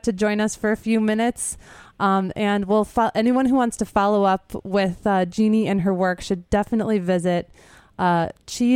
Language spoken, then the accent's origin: English; outside of Chicago, Illinois, United States; now in New York City, United States; I grew up outside of Chicago